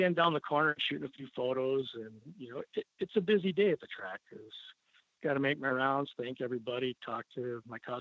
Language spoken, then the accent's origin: English; Clintonville, Wisconsin, United States; now in Baraboo, United States; I was born in Wisconsin, a little town of Clintonville, up northeastern Wisconsin.